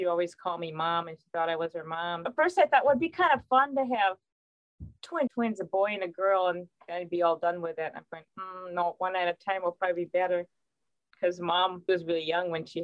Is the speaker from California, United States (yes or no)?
no; Winona, Minnesota, United States; But we grew up in Winona.